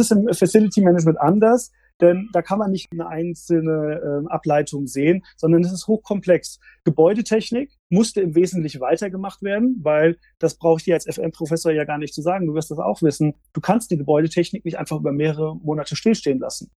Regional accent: Frankfurt, Hesse, Germany; ich bin tatsächlich im Frankfurter Umfeld aufgewachsen

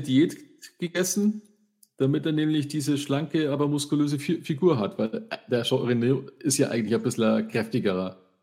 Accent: Freising, Bavaria, Germany; bei uns in Freising

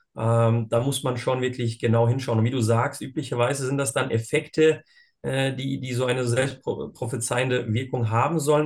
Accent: Bosnia & Herzegovina; now in Germany; ich bin ursprünglich aus Bosnien und Herzegowina, bin dort geboren.

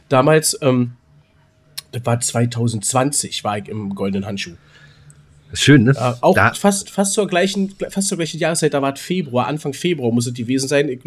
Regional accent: Berlin, Germany; now in Hamburg, Germany; ich komme zwar aus Berlin, natürlich Union, Köpenicker, bin ich immer dafür, aber ich bin halt Borussia Dortmund. Und auf immer die ganze Sicht, ich meine, ich bin in Hamburg.

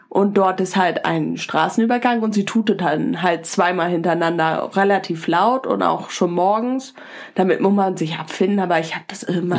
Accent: Northern Germany, Germany; wir sind als Norddeutsche ja auch einmal, äh, auch immer noch mal ein bisschen anders

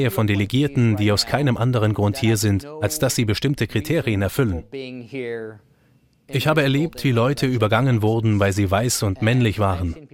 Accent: France; now in United States; ich bin Franzose

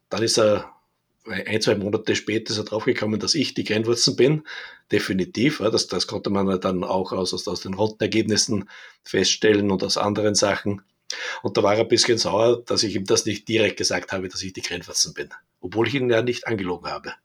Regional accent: Linz, Upper Austria, Austria; ich bin ja aus Linz an der Donau, aus Oberösterreich

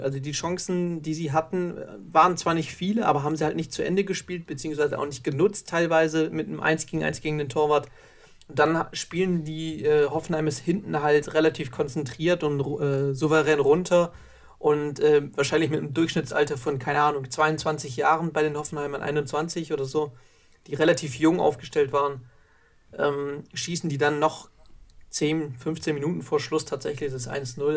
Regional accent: Baden-Württemberg, Germany; bei uns in Baden-Württemberg

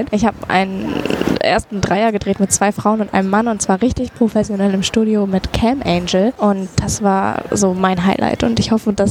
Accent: North Germany, Germany; Nordlicht? Ich komme aus dem Norden, genau.

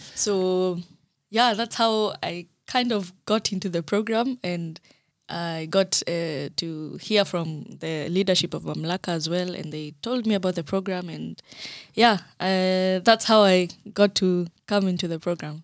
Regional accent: Kenya; moved away as an adult; now in Germany; I am Kenyan by birth.

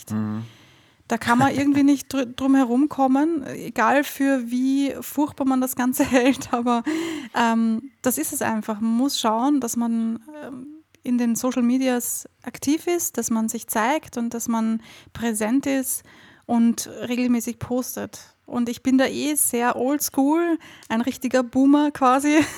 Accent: Austria; also ich weiß nicht, wie das in Deutschland ist, aber bei uns in Österreich ist das eine Katastrophe.

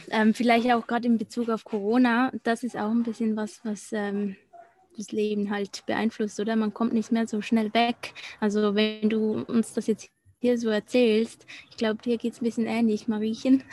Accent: Switzerland; accent: Swiss German; first language Swiss German; German is a second language; Deutsch ist nicht meine Muttersprache. Also Schweizerdeutsch ist ja ein bisschen anders

